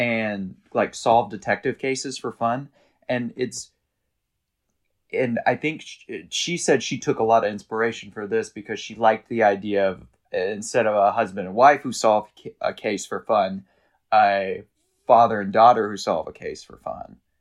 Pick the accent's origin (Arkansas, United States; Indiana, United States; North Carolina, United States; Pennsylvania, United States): Arkansas, United States; now in New York City, United States; growing up in Arkansas